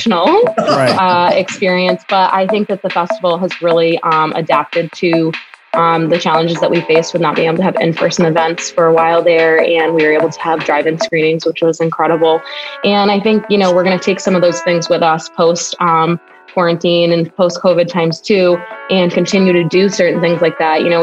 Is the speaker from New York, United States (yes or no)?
no; New Hampshire, United States; also born or lived in San Francisco; now in Chicago, United States; I'm from New Hampshire